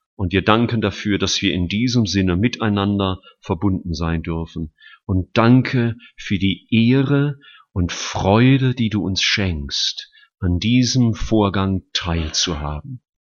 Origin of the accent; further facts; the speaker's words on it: Rhineland-Palatinate, Germany; now in Stuttgart, Germany; gerade in der Pfalz. Freue mich ja immer, in meine Heimat zu kommen.